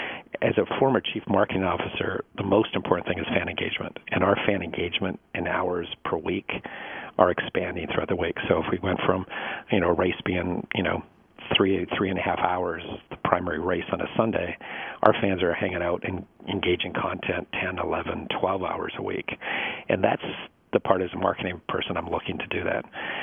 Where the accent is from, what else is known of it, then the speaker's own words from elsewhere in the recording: Northwest, United States; And I grew up in the Northwest, and there wasn't a track, so I couldn't go to a live race that was nearby.